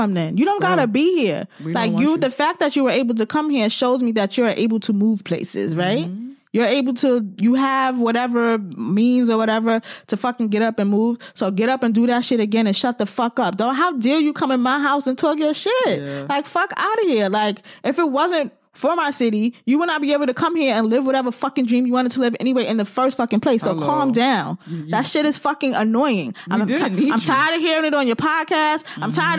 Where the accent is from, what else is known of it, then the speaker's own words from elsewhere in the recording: New York City, New York, United States; accent: New York; my New York accent